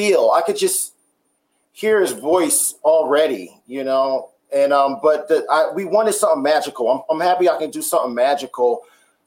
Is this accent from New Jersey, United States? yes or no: yes; New Jersey, United States; I'm from Jersey